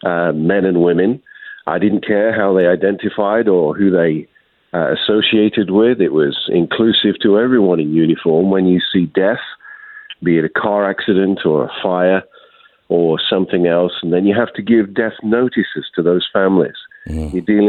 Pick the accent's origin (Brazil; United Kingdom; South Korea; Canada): United Kingdom; now in United States; No, I was an immigrant from the United Kingdom in 1999, and now a citizen with my family.